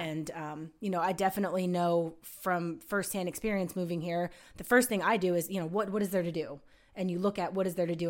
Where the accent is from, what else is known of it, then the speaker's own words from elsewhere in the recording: Allentown, Pennsylvania, United States; moved away as an adult; now in Huntsville, United States; my hometown in Allentown, Pennsylvania